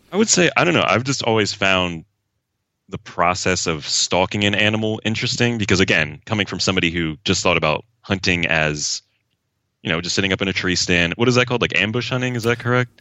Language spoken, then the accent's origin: English; southeastern Pennsylvania, United States; I'm from Pennsylvania, like, southeastern Pennsylvania